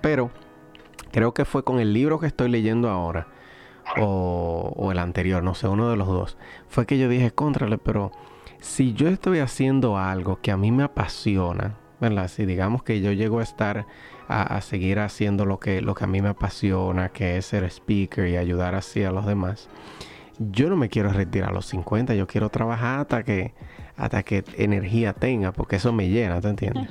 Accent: Dominican Republic; como diríamos dominicana

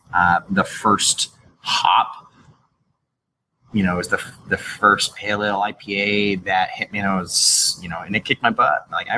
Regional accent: Massachusetts, United States; I grew up in Massachusetts

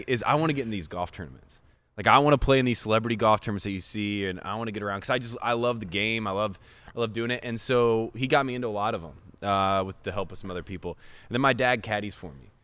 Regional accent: Indiana, United States; I grew up in Indiana.

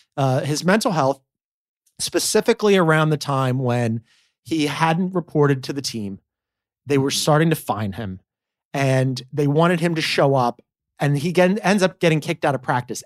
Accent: Philadelphia, Pennsylvania, United States; as a Philadelphian

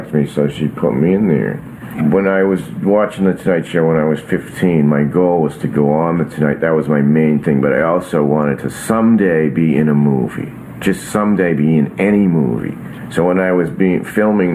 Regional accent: Burlington, Massachusetts, United States; I grew up in Burlington, Massachusetts, and we had a horse

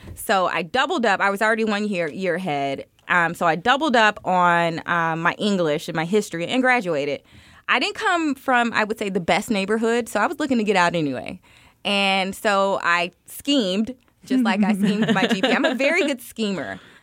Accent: Miami, Florida, United States; now in Chicago, United States; I was born and raised in Miami, Florida. I live in Chicago, Illinois now

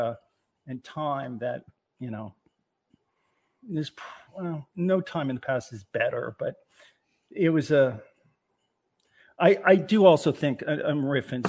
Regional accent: Greenwich, Connecticut, United States; where I grew up in Greenwich, it was, you know, there were families like that.

